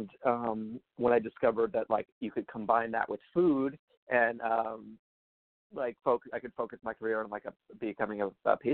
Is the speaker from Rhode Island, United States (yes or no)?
yes; Rhode Island, United States; also born or lived in Massachusetts; I am from Rhode Island, and that's where I was born and raised